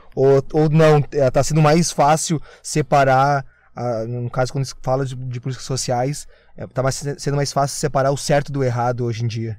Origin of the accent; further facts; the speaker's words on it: Gravataí, Rio Grande do Sul, Brazil; eu sou de Gravataí